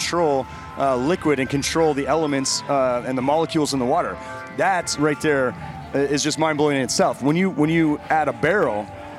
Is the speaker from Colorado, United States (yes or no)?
yes; Denver, Colorado, United States; I'm from Denver, where I ran barrel houses out there for years, and it was, we were always combating that dry climate.